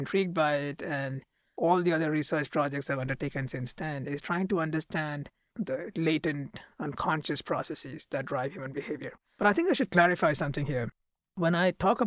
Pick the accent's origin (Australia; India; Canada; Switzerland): India; moved away as an adult; now in United States; I come from India